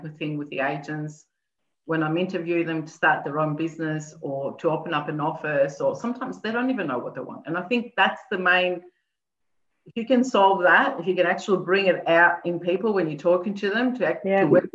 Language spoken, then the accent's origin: English; Athens, Attica, Greece; moved away; I was born in Greece, in Athens